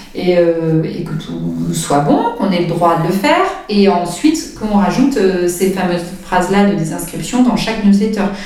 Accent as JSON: {"language": "French", "region": "Brittany", "country": "France", "moved": "yes", "lives_now": "Biscarrosse, France", "said": "je suis bretonne"}